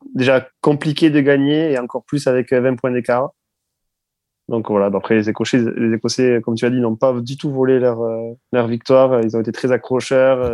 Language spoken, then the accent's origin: French; France; je suis français